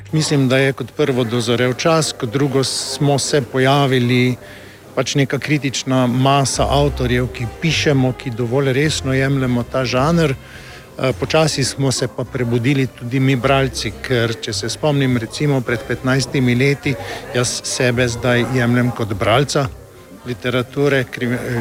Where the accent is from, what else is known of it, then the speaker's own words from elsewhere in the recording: Maribor, Drava, Slovenia; jaz kot Mariborčan, ki že celo življenje živim